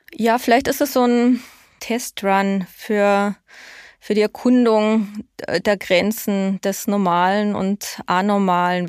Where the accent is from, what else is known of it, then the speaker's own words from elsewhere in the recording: Germany; now in Austria; mir als Deutsche